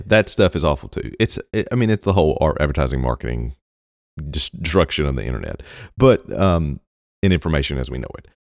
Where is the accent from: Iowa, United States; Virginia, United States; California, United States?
Virginia, United States; I grew up in Virginia, so it's Virginia.